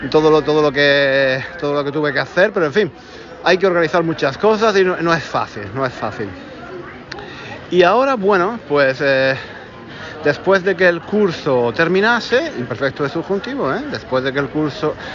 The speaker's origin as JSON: {"language": "Spanish", "town": "Granada", "region": "Andalusia", "country": "Spain", "tie": "born or raised there", "moved": "as an adult", "said": "Os dije que iba a venir aquí a Granada, mi ciudad, mi ciudad natal, la ciudad donde, donde yo nací, donde viví los primeros treinta y tantos años de mi vida."}